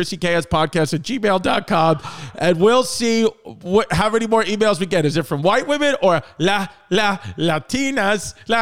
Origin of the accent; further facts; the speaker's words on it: New York City, New York, United States; I'm from New York City